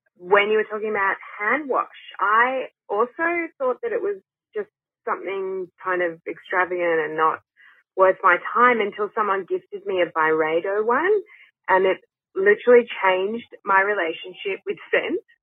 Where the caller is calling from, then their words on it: Sydney, New South Wales, Australia; I'm calling from Sydney.